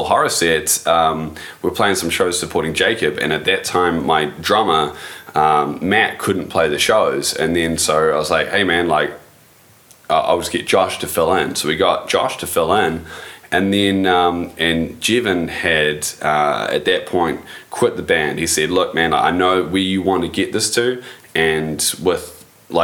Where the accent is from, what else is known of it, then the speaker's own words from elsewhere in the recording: New Zealand; being 100% New Zealand